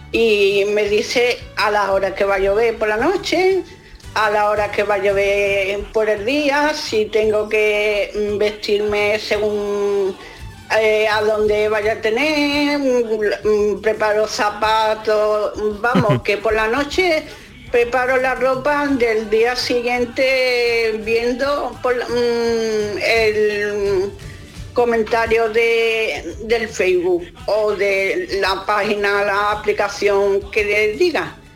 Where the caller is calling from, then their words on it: Seville, Andalusia, Spain; de Sevilla.